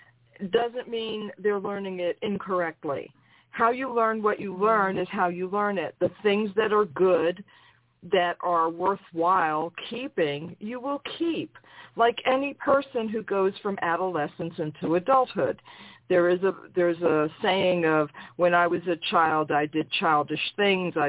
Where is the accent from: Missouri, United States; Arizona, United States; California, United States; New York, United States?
New York, United States; I'm from New York